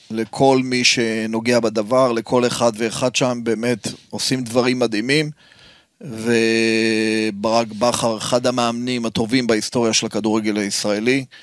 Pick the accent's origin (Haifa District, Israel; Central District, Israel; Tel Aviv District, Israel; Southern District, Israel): Haifa District, Israel; Haifa; אני גדלתי שם, אני גדלתי שם